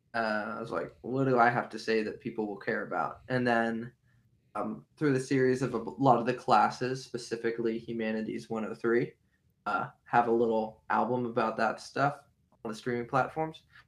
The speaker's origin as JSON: {"language": "English", "town": "Beaver Falls", "region": "Pennsylvania", "country": "United States", "tie": "born or raised there", "said": "most of my formative years were in Beaver Falls, Pennsylvania, which is near Pittsburgh"}